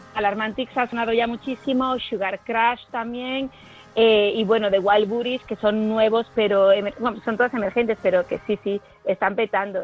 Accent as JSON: {"language": "Spanish", "town": "Marbella", "region": "Andalusia", "country": "Spain", "said": "En Marbella, por ejemplo, en mi tierra también"}